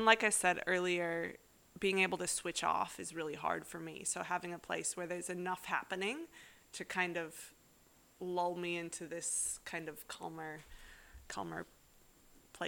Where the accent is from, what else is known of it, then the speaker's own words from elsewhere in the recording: North Dakota, United States; now in Perth, Australia; I grew up in North Dakota.